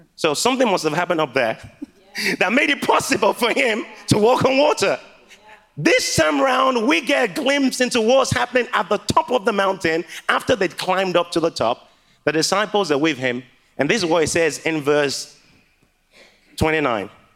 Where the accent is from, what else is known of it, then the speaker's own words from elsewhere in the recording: Liberia; now in Manchester, United Kingdom; my mom is from Ghana, and I was born in Liberia.